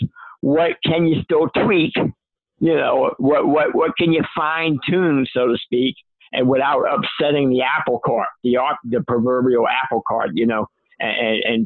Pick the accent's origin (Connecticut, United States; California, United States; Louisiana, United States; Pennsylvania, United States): Louisiana, United States; New Orleans; I grew up in New Orleans. I'm born and raised here and grew up here